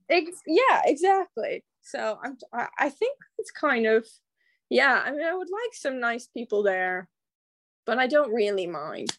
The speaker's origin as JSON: {"language": "English", "town": "Kansas City", "country": "United States", "tie": "born or raised there", "also_born_or_lived": "Mississippi", "accent": "American", "moved": "as an adult", "lives_now": "London, United Kingdom", "said": "I'm from Kansas City"}